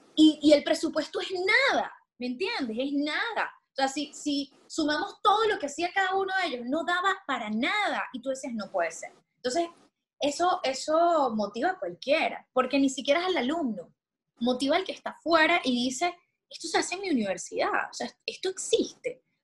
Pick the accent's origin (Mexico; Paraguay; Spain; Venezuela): Venezuela; moved away as an adult; now in Puerto Rico; me mudé, me fui de Venezuela